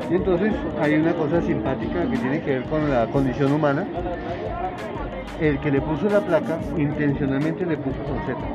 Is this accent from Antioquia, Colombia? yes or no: no; Usaquén, Bogotá, Colombia; born there; yo nací aquí en Usaquén y soy de la familia de los descendientes del fundador de este pueblo.